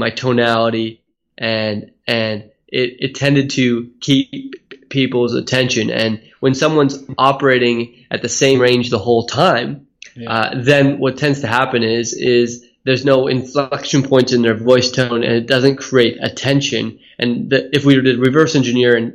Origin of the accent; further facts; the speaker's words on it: Silicon Valley, California, United States; moved away as an adult; also born or lived in Hawaii; now in Australia; I was born in Hawaii and then moved to Silicon Valley when my dad's company was purchased when we were in Hawaii when we were young